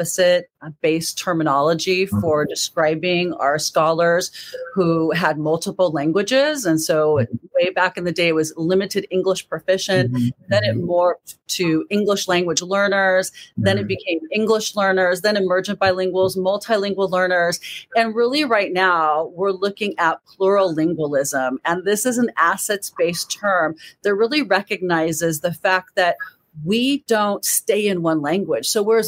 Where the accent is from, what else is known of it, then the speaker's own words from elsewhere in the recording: California, United States; also born or lived in Indiana / Michigan; Actually, I was born in Indiana, lived in Indiana and Michigan before moving to California at the age of five